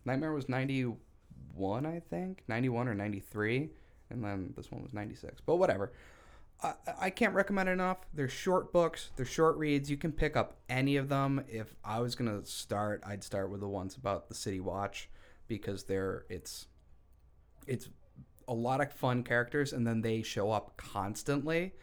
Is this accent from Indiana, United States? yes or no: no; Syracuse, New York, United States; I'm from Syracuse